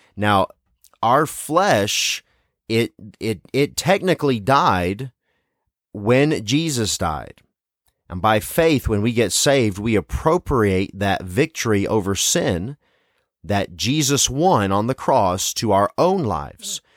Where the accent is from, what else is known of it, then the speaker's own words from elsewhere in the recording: Tennessee, United States; I wasn't born in the South, but I was raised in Tennessee